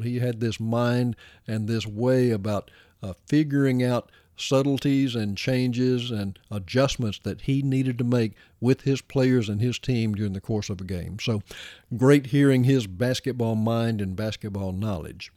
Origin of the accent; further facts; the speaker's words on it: Arkansas, United States; I grew up in Arkansas